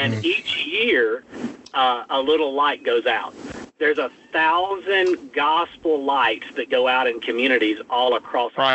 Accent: North Mississippi, United States; moved away as an adult; also born or lived in Senatobia, Mississippi; now in New Orleans, United States; from North Mississippi

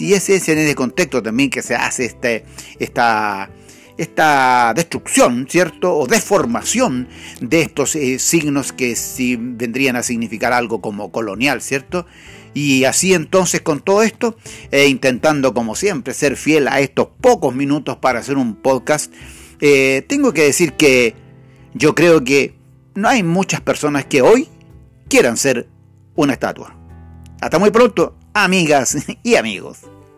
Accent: Chile; nuestro país no es ninguna excepción, Chile

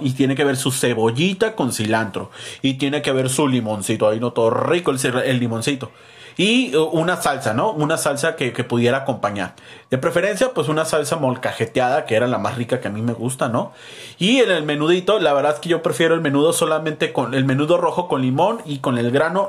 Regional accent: Mexico; a nosotros como mexicanos

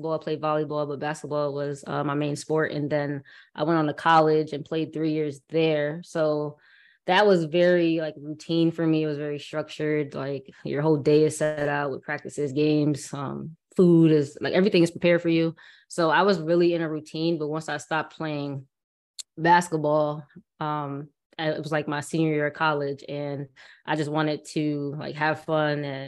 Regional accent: Bridgeport, Connecticut, United States; I'm from Bridgeport, Connecticut

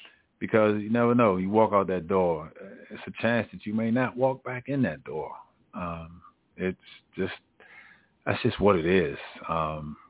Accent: Maryland, United States; I'm from Maryland

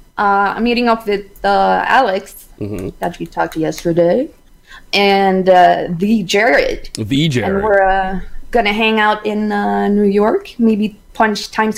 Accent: Norway; I am from Sweden. No, I'm not. I'm Norwegian.

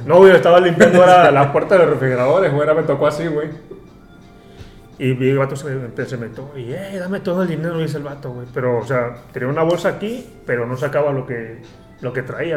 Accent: Acapulco, Guerrero, Mexico; moved away as an adult; now in Dubai, United Arab Emirates; soy de Acapulco, nací allí

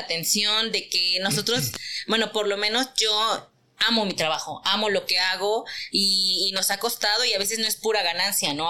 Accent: Teziutlán, Puebla, Mexico; soy teciuteca, orgullosamente poblana de la Perla de la Sierra

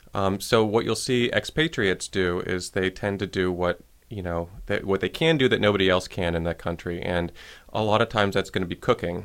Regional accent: Shaker Heights, Ohio, United States; also born or lived in Licking County, Ohio / Boston; I was raised in Shaker Heights, Ohio, and went to school there

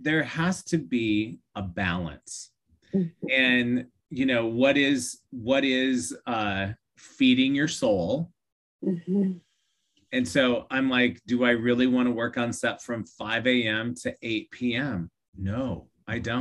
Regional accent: Iowa, United States; growing up in Iowa

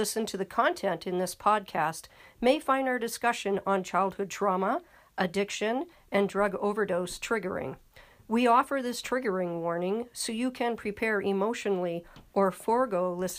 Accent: Ottawa, Ontario, Canada; now in Calgary, Canada; I was born in Ottawa, Ontario, which was also the birthplace of my father. My mother immigrated from County Westmeath, Ireland, and I am the fifth of eight children.

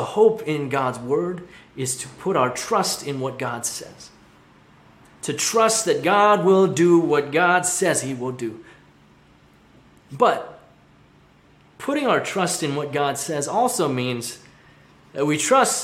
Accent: Hong Kong; moved away; where I grew up in Hong Kong

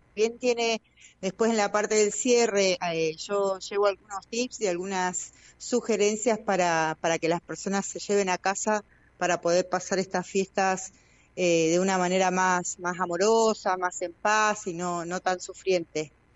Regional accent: Chos Malal, Neuquén, Argentina; acá en Chosmalán no, yo soy de Chosmalán

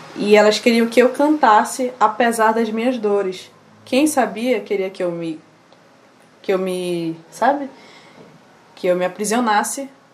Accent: Manaus, Amazonas, Brazil; also born or lived in Maués / Nova Olinda do Norte; E aí eu nasci lá, só nasci lá mesmo, passei três meses, vim para Manaus. Com os meus 11 anos, minha família foi enviada para o município de Nova Olinda do Norte

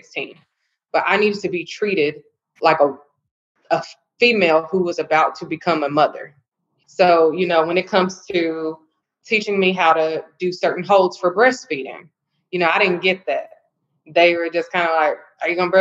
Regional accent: Louisville, Kentucky, United States; I'm from Louisville, Kentucky, born and raised

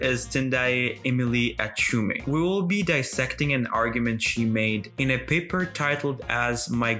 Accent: Syria; now in Qatar; you and I, a Ugandan and Syrian

